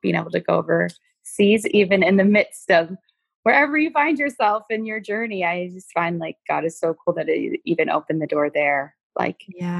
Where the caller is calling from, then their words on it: Wisconsin, United States; Hi, I am in southern Wisconsin. I reside with my four children.